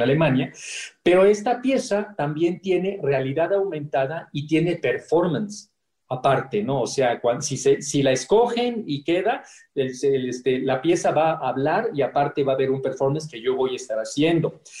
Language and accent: Spanish; Mexico; moved away as an adult; also born or lived in Saudi Arabia; como mexicano